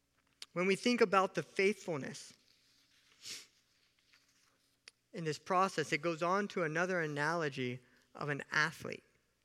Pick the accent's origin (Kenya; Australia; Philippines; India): Kenya; born there; He didn't know I was born in Kenya, Africa. Kenyans are known for something.